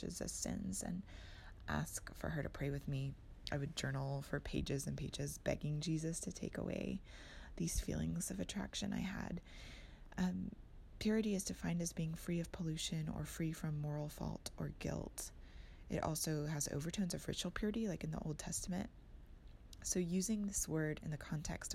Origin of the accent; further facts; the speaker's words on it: Austin, Texas, United States; I'm from Austin, Texas